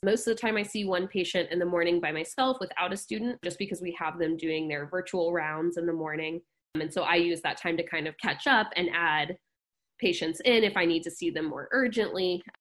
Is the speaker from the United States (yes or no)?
yes; Dallas, Texas, United States; moved away as an adult; also born or lived in Athens, Georgia / New Orleans / Houston; now in Davis, United States; I grew up in Dallas, Texas